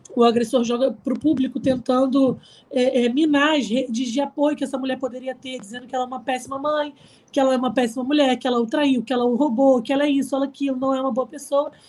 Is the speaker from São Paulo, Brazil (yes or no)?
no; Araruama, Rio de Janeiro, Brazil; na cidade onde eu nasci, em Araruama